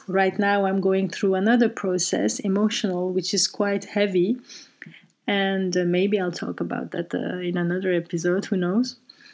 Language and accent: English; Brussels, Brussels-Capital Region, Belgium; moved away as an adult; now in Amsterdam, Netherlands; taken in our home in Brussels, where I grew up